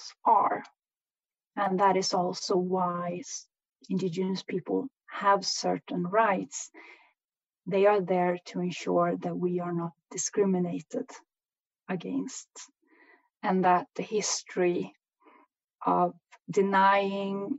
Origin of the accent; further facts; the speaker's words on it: Swedish Sápmi, Sweden; I'm from the Swedish side of Sápmi